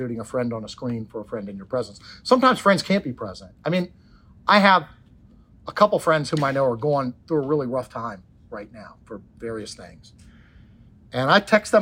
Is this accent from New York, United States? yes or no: no; Washington, District of Columbia, United States; I'm not Irish, but grew up around lots of Irish, sort of one generation removed from being in Ireland in the Washington, D.C. area.